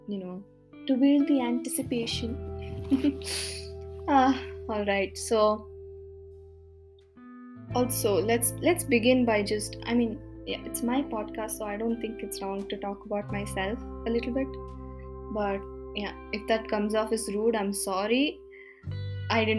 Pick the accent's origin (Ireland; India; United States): India; accent: Indian; first language Kannada; English is a second language; my Indian accent came out